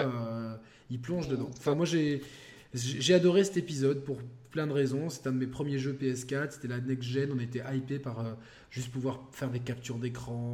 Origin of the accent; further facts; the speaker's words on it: France; en tant que Français